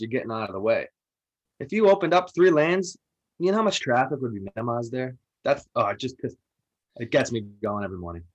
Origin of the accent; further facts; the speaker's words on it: Medford, Massachusetts, United States; I'm from North Medford